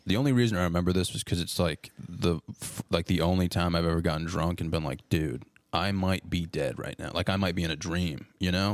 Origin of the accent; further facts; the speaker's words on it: Baltimore, Maryland, United States; moved away; I'm from Baltimore